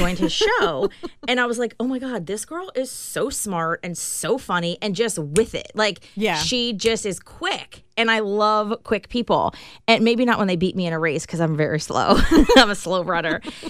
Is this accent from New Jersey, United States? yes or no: no; Summit Hill, Pennsylvania, United States; I grew up in Summit Hill, Pennsylvania, a very small town, has no streetlights.